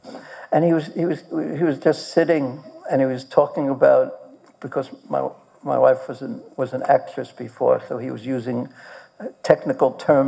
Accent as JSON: {"language": "English", "country": "Poland", "said": "Oh, I'm from Poland."}